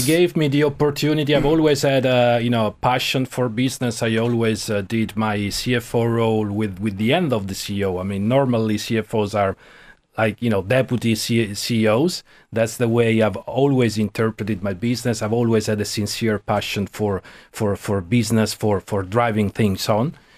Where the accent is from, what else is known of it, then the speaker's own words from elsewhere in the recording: Rome, Lazio, Italy; moved away as an adult; also born or lived in Milan; now in Ireland; I was born in Rome. I grew up there, lived for 30 years